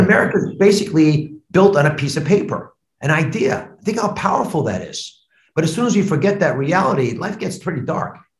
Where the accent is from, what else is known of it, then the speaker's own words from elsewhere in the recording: United States; also born or lived in Cleveland, Ohio; I grew up on the Delaware border with Pennsylvania